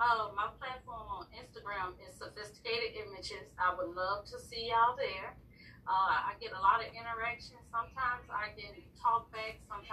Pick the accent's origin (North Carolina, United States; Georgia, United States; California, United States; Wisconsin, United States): Georgia, United States; Savannah; now in Houston, United States; I'm from Savannah, Georgia.